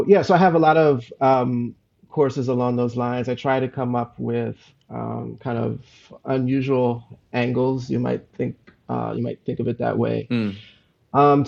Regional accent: Philadelphia, Pennsylvania, United States; also born or lived in Brooklyn, New York; now in Southern California, United States; I was born in Brooklyn, New York, and raised in Philadelphia

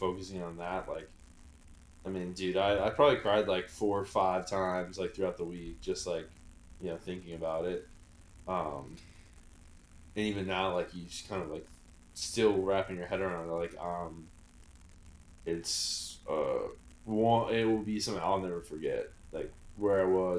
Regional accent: Chicago, Illinois, United States; growing up in Chicago

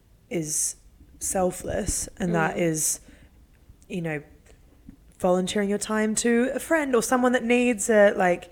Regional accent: Sydney, New South Wales, Australia; also born or lived in United Kingdom; now in New York, United States; in Greenwich, where I grew up in Sydney

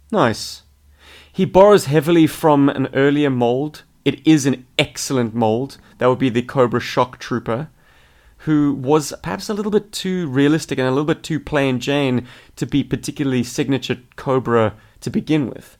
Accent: South Africa; moved away as an adult; now in Australia; in South Africa, we call them muggies

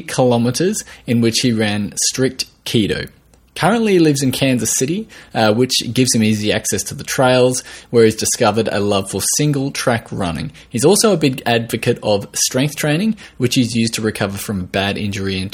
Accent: Australia

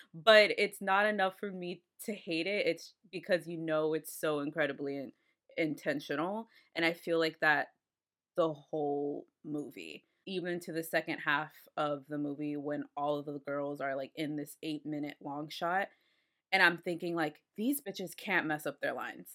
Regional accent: Austin, Texas, United States; I'm from Austin

